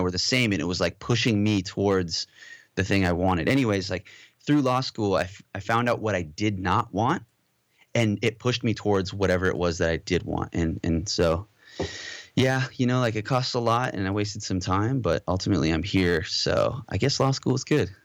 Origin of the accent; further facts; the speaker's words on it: Southern California, United States; also born or lived in Modesto, California / Moorpark, California / Valencia, California / Los Angeles, California; I think I was, like, maybe two when we moved to Southern California. So, pretty much, you know, born and raised in California and raised mostly in Southern California